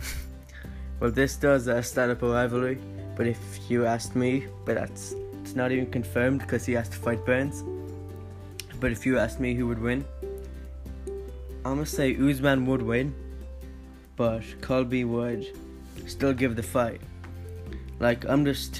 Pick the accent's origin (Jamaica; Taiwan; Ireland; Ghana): Ireland; I'm Irish myself